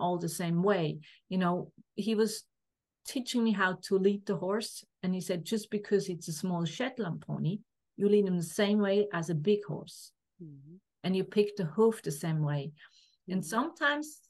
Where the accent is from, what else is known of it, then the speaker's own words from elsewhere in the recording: Switzerland; I grew up in a family. My dad had was self-employed, has a mechanic workshop, and I'm from Switzerland